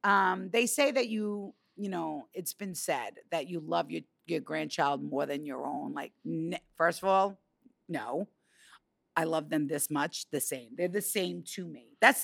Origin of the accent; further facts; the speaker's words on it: New York, United States; I'm a New Yorker.